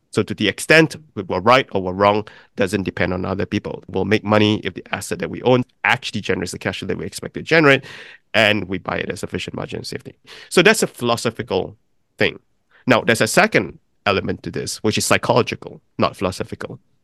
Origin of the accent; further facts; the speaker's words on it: Malaysia; moved away as an adult; also born or lived in Oxford, England / New York City; I'm from Malaysia, but my grandparents actually came from China and migrated to Malaysia. So I grew up in a country that was very different from theirs.